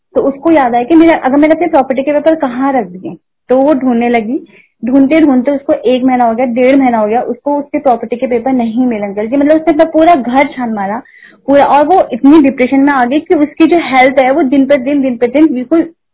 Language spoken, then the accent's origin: Hindi; Uttarakhand, India; मैं उत्तराखंड से हूँ